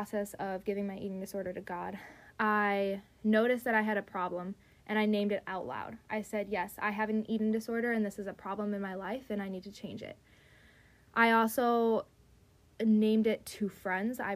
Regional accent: Wisconsin, United States; moved away; back to Wisconsin, my hometown, 3.5 hours away

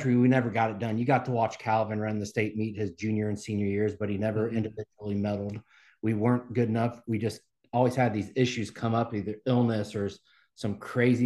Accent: Cumberland, Indiana, United States; I grew up in the Mount Vernon School District there on the east side

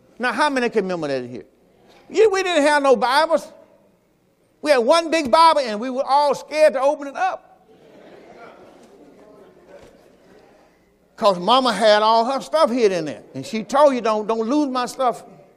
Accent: Mississippi, United States; I'm from Mississippi

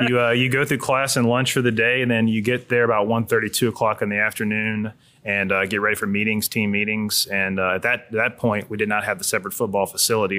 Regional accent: Hammond, Louisiana, United States; I grew up in Hammond, Louisiana down the road

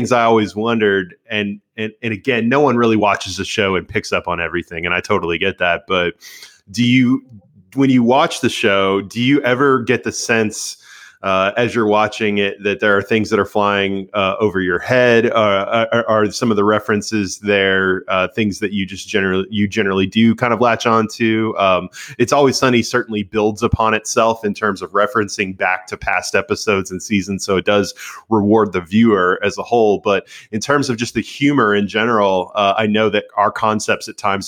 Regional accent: United States; the way we grew up in America

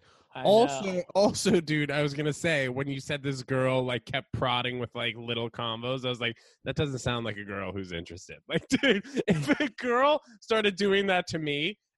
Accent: New York City, New York, United States; born or raised there; also born or lived in New Brunswick, New Jersey

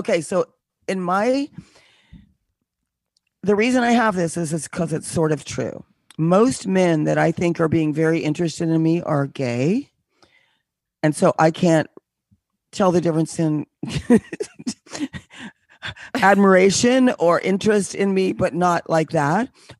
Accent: Connecticut, United States; now in New York, United States; I do. I'm originally from Connecticut, but I live in the city now.

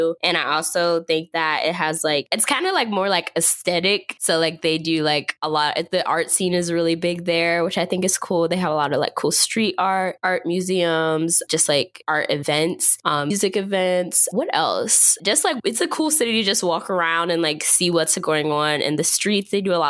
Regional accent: Northeast, United States; I just have a general affinity for like the Northeast. I think that's just because that's where I grew up

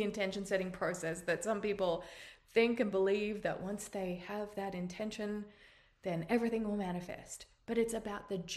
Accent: Australia; accent: Australian; now in United States; You can tell by my accent that I'm Australian, but I now live in the United States

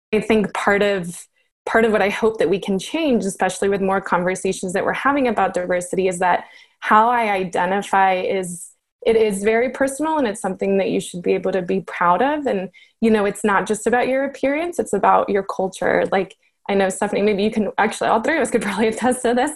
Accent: Colombia; I'm originally from Colombia

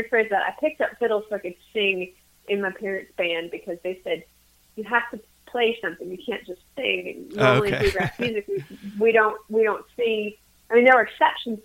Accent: St. James, Minnesota, United States; moved away as an adult; now in Manchester, United States; I'm originally from St. James, Minnesota

